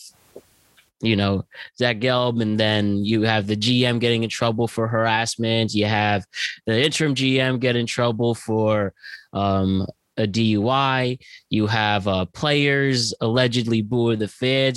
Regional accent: Norwalk, Connecticut, United States; growing up in Norwalk

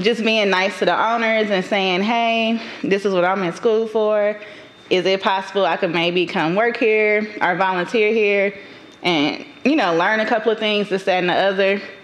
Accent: Dallas, Texas, United States; also born or lived in Atlanta, Georgia (College Park, Union City); I was raised in Oak Cliff, Texas, quote unquote. Some people like to call it the hood.

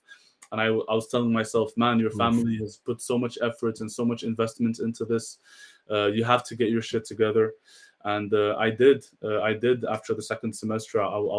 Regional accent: Marrakesh, Marrakesh-Safi, Morocco

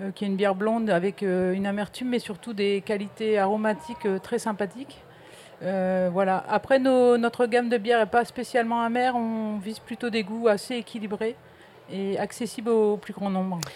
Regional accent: the North, Hauts-de-France, France; moved away; moi, je suis originaire du Nord

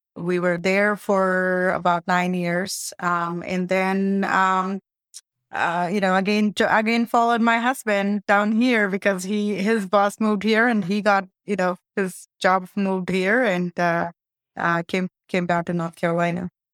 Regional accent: India; moved away; I'm from India

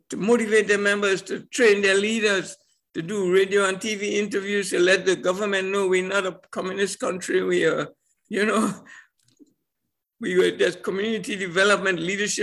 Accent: Trinidad & Tobago; I come from Trinidad Tobago, which when I was born, it was a colony of Britain

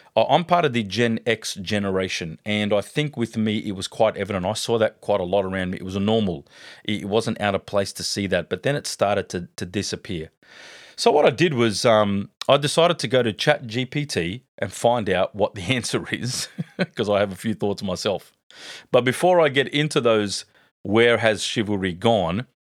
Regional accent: Sydney, New South Wales, Australia; I grew up in a great family back in Parramatta.

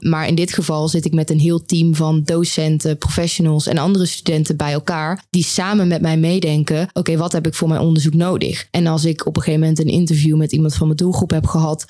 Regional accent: Oss, North Brabant, Netherlands; moved away as an adult; now in Eindhoven, Netherlands; Ik kom oorspronkelijk uit Os

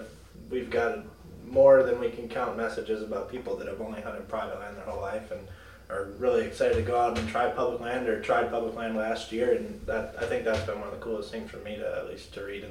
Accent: Wisconsin, United States; Growing up in Wisconsin and then being able to travel to different states, I feel very lucky to grow up here

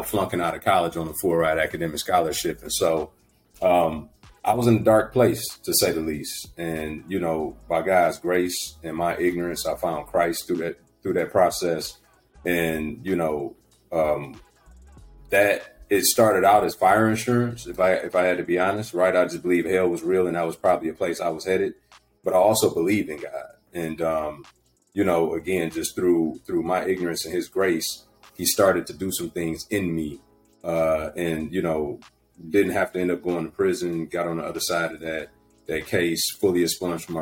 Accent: Detroit, Michigan, United States; born and raised in Detroit

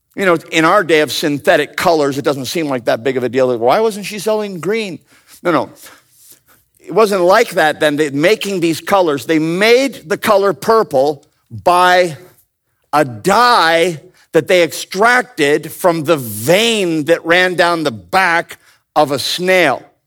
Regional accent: Ontario, Canada; I grew up in Ontario, Canada

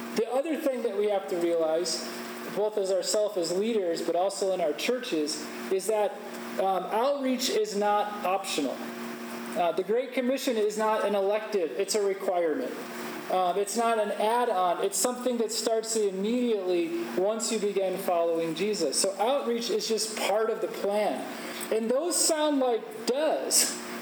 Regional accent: Chicago, Illinois, United States; I'm from Chicago. That's where I live

